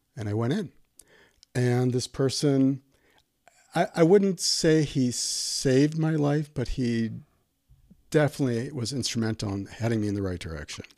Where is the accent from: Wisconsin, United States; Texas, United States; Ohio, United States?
Wisconsin, United States; Milwaukee; moved away as an adult; also born or lived in Albuquerque; born and raised in Milwaukee